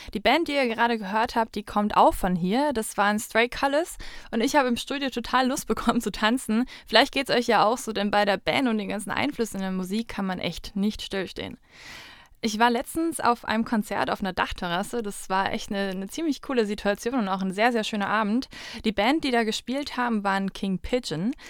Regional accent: Straubing, Bavaria, Germany; now in Munich, Germany; in Straubing an, das sowohl meine Heimatstadt

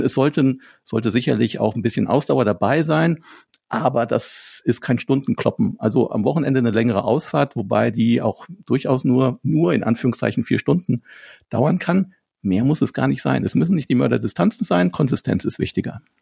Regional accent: Wittgensteiner Land, Rothaargebirge, North Rhine-Westphalia, Germany; ich komme ja aus dem Wittgensteiner Land, aus dem schönen Rotergebirge in der Südspitze Nordrhein-Westfalens

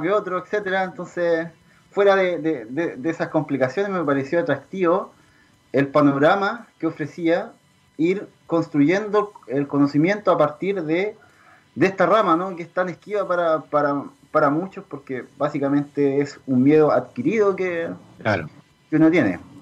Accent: southern Chile, Chile; also born or lived in Trento, Italy; nosotros somos de acá del sur, somos chilenos

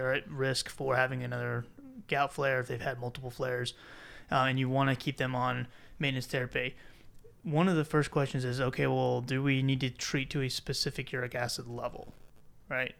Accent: South Carolina, United States; I'm from South Carolina

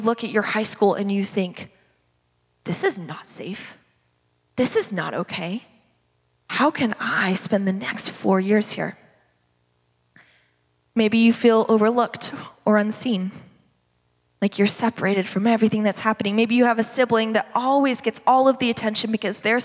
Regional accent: Redlands, California, United States; I grew up in the Redlands

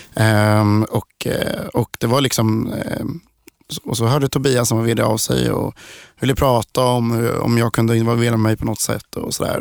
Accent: Sweden; vi svenskar

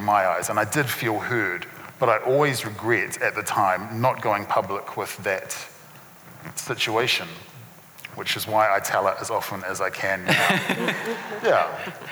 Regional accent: Christchurch, Canterbury, New Zealand; having grown up in Christchurch

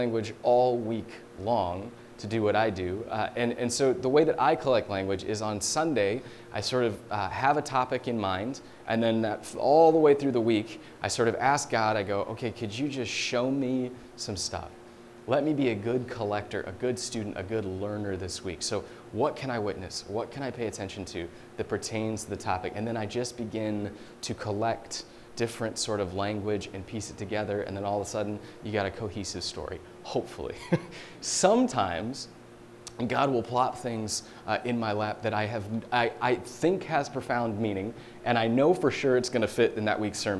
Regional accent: Deep South, United States; moved away; I'm from the Deep South, and the way they speak, trust me, much different than it is here

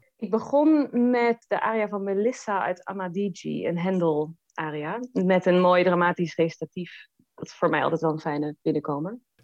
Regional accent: The Hague, South Holland, Netherlands; now in Hannover, Germany; Den Haag, waar ik vandaan kom

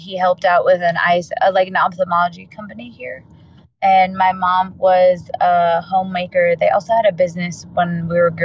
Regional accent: Albuquerque, New Mexico, United States; I am in Albuquerque, New Mexico, born and raised

